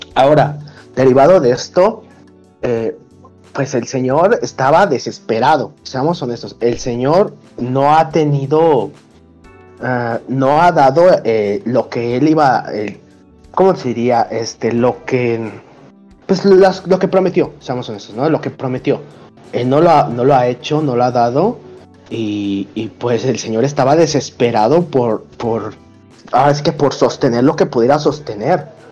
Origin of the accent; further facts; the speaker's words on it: Mexico City, Mexico; yo soy de la Venustiano Carranza